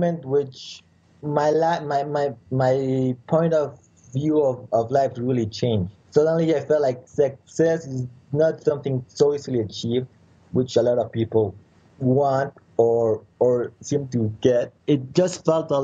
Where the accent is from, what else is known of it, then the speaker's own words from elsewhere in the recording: Mexico City, Mexico; I was born in Mexico City